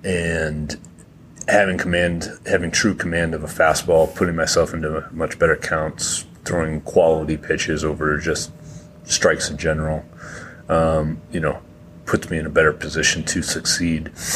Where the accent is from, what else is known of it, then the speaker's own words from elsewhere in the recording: Massachusetts, United States; I'm from Massachusetts